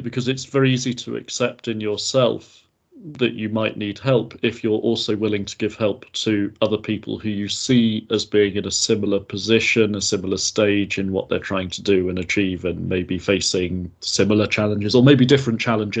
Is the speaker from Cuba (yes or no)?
no; Somerset, South West England, United Kingdom; I come from Somerset